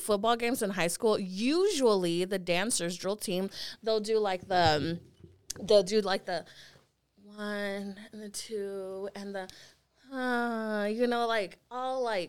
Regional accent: Pleasant Grove, United States; I'm from Pleasant Grove. It's ghetto out there, okay?

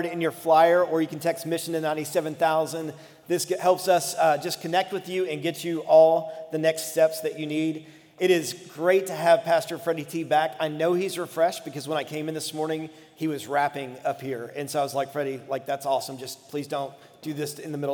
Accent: United States; American Christians

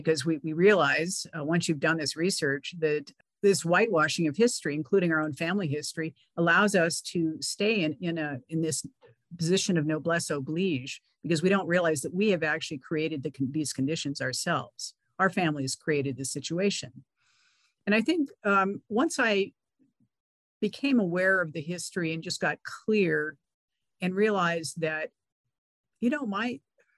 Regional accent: California, United States; I grew up in California

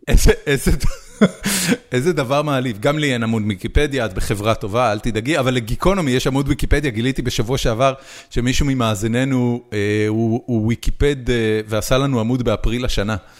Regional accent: Israel; now in United States; אנחנו שנינו גדלנו בארץ, ועברנו באיזושהי נקודה לארצות הברית

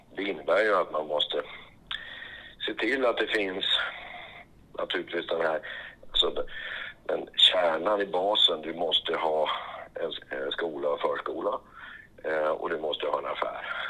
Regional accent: Granö, Västerbotten County, Sweden; moved away as an adult; also born or lived in Stockholm; född och uppvuxen i Granö i Västerbotten

